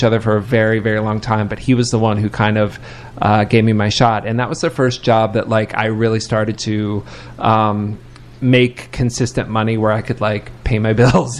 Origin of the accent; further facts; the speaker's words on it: Lexington, Kentucky, United States; I moved here from Lexington, Kentucky, which is like about 400,000 people, so not tiny, but, you know, a smaller city.